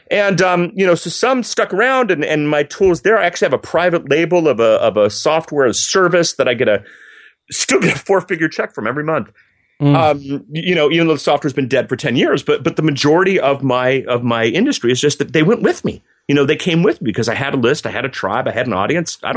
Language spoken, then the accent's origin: English; Germany; I grew up in Germany. My folks worked for the U.S. military